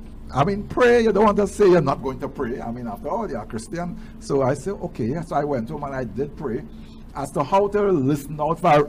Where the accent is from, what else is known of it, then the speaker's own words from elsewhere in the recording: St. Augustine, Trinidad & Tobago; also born or lived in Arima, Trinidad and Tobago; We moved from Arima, where we were living. We came to live in St. Augustine, right on St. John Street there.